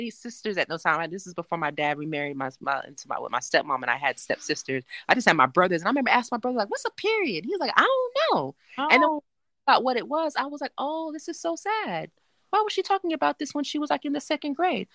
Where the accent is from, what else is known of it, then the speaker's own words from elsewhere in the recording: Miami, Florida, United States; I grew up in Miami